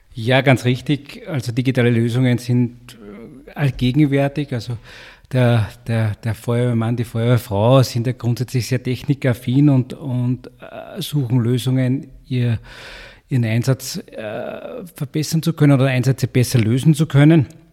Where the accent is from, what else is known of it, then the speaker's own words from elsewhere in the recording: Upper Austria, Austria; also born or lived in Graz; now in Vienna, Austria; Ich komme aus Oberösterreich äh, mit einem starken Freiwilligenfeuerwehrwesen, schon seit Jugend, Kindesbeinen an quasi bei der, bei der Freiwilligenfeuerwehr